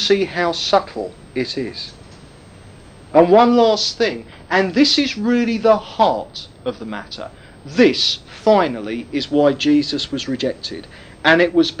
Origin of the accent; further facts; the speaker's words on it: United Kingdom; being British